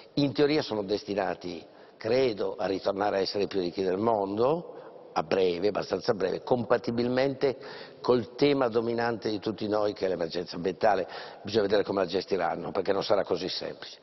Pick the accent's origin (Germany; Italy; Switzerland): Italy; Langhe, Piedmont; io vengo dalle Langhe